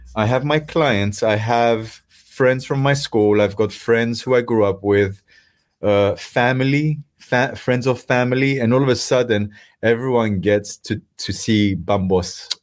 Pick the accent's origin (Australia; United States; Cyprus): Cyprus; moved away; I come from Cyprus